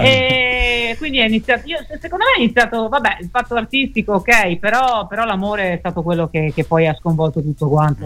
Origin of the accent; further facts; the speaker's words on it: Veneto, Italy; Sono risalita su in Veneto, perché io sono veneta.